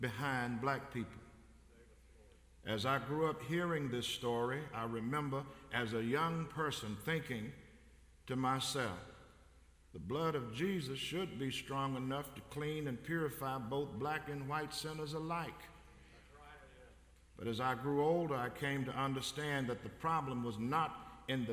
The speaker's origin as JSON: {"language": "English", "town": "Covington", "region": "Tennessee", "country": "United States", "tie": "born or raised there", "said": "growing up in West Tennessee in Covington, Tennessee, 36 miles north of Memphis"}